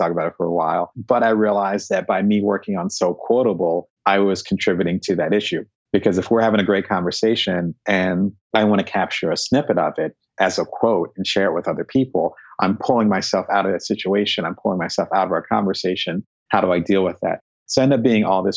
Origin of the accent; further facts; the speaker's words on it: New Jersey, United States; also born or lived in Silicon Valley; now in Southern California, United States; I'm originally from New Jersey